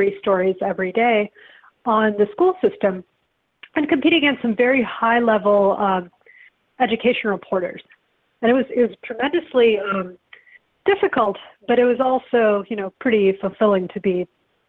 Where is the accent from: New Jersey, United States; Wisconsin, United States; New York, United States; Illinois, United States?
Illinois, United States; Evanston; also born or lived in India; I grew up in Evanston, Illinois, which is a big town for that. It's where Northwestern is, an excellent journalism school.